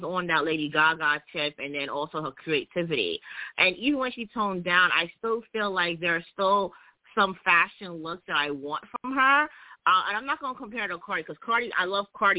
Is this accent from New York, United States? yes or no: yes; New York City, New York, United States; I am from Brooklyn